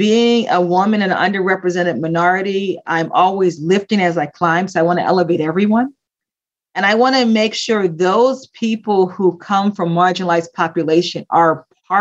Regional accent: Philadelphia, Pennsylvania, United States; I grew up in Philadelphia, grew up in the late 60s, early the 70s and the 80s

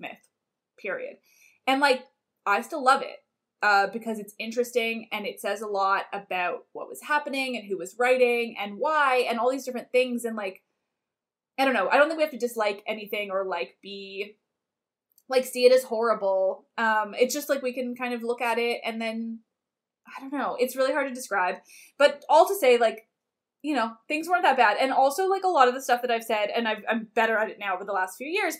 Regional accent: Canada; As a Canadian

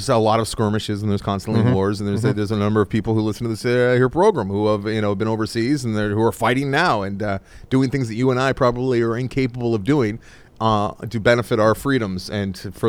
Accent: United States; I'm American.

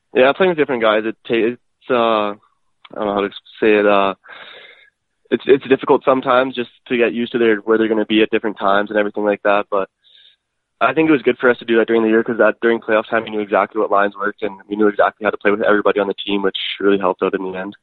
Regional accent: Edmonton, Alberta, Canada; born and raised in Edmonton, Alberta

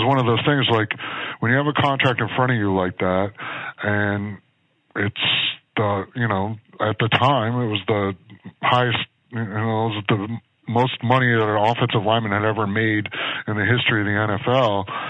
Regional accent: Midwest, United States; moved away; also born or lived in Philadelphia; I grew up in the Midwest.

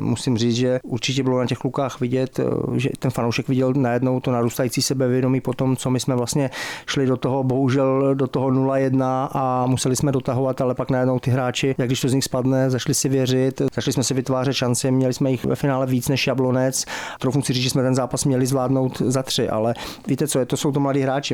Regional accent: Pardubice, Pardubice Region, Czechia; also born or lived in Germany; Já jsem vyrůstal v Pardubicích, od sedmi let jsem tady byl.

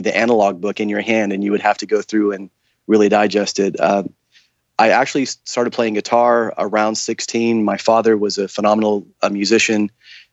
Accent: Tulsa, Oklahoma, United States; I was born in the Midwest, born in Tulsa, Oklahoma, raised in a small town

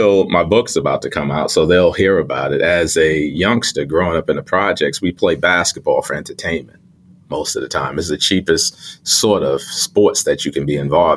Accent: New York City, New York, United States; I grew up in Brooklyn and I grew up in pre-gentrified Crown Heights.

